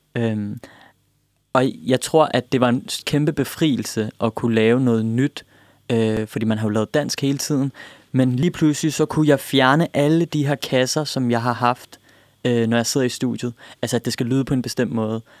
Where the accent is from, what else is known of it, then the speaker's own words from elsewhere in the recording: Denmark; jeg er født i Danmark, opvokset i Danmark